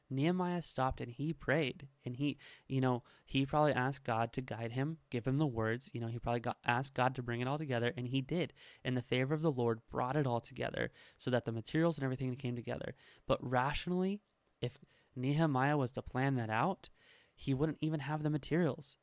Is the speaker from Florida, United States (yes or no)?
no; Nebraska, United States; I am from Nebraska